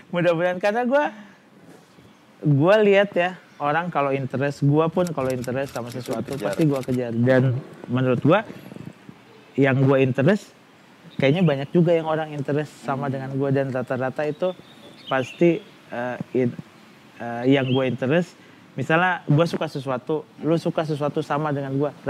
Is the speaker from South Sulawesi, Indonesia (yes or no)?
yes; Makassar, South Sulawesi, Indonesia; iya gue Makassar, Makassar terus